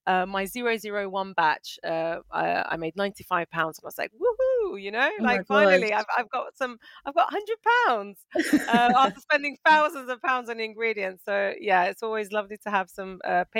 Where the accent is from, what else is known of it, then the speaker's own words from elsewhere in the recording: Northern Cyprus, Cyprus; also born or lived in United Kingdom / Manchester / France; now in Malaysia; I am originally from Cyprus, from Northern Cyprus, but I'm British, currently residing in Malaysia